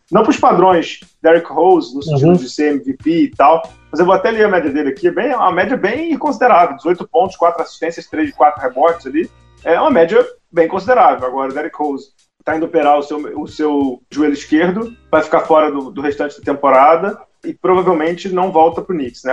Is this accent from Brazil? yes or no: yes; Rio de Janeiro, Brazil; A gente é carioca